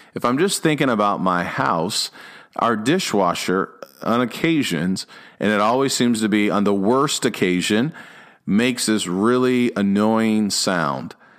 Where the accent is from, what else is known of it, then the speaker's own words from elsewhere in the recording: Illinois, United States; also born or lived in Dallas area, Texas; now in Dallas, United States; I grew up in Illinois, so I'm used to the cold